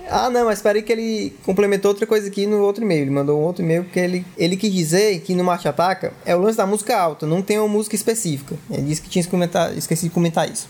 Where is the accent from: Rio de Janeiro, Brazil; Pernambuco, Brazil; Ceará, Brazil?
Ceará, Brazil; Fortaleza; a gente é de Fortaleza, Ceará